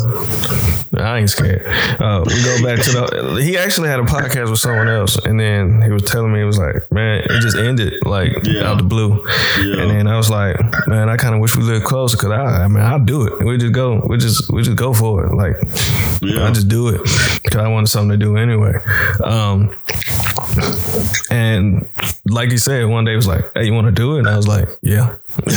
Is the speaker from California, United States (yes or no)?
no; Chattanooga, Tennessee, United States; moved away; also born or lived in Nashville area, Tennessee; we grew up in Glenwood over there on East 3rd Street